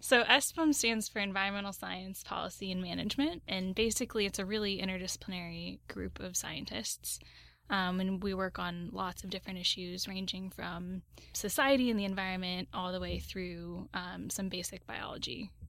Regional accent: Southern Oregon, United States; moved away as an adult; also born or lived in Los Angeles; I grew up in Southern Oregon

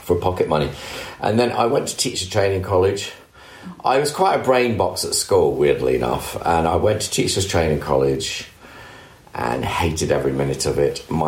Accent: Scotland, United Kingdom; I, I, lived in a council estate in the country.

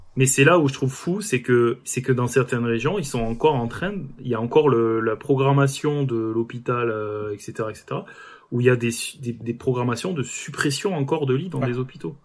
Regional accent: France; on est, on est français quoi, on est têtu

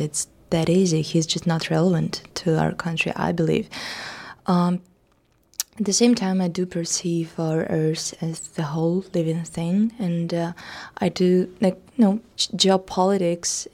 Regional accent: Russia; my hometown, a little small provincial uh, town in Russia

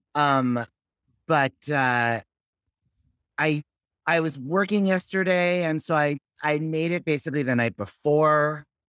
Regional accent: Los Angeles, California, United States; moved away as an adult; also born or lived in Fort Lee, New Jersey / Manhattan / Berkeley; now in Brooklyn, United States; I grew up in Sherman Oaks

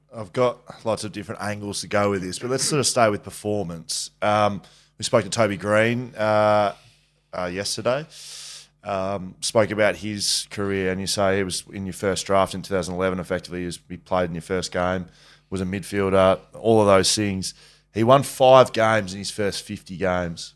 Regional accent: Geelong, Victoria, Australia; I'm from Geelong

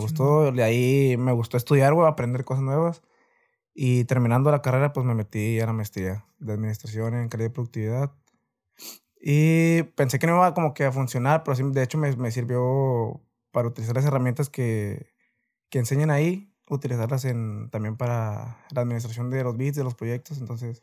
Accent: Reynosa, Tamaulipas, Mexico; soy de aquí de Reynosa, Tamaulipas

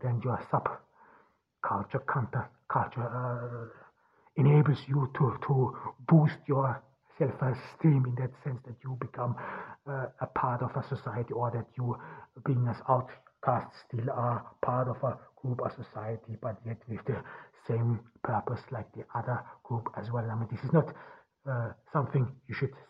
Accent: Ordu, Turkey; English is a second language; from Ordu in Turkey.

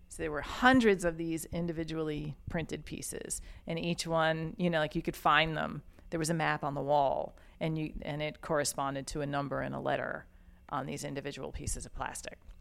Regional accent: Yonkers, New York, United States; moved away as an adult; now in New Orleans, United States; I am from Yonkers, New York specifically.

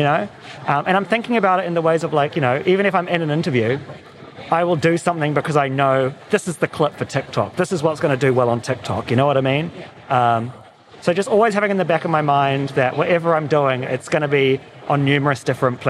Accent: New Zealand; now in Los Angeles, United States; I'm from New Zealand, you know, living in LA now

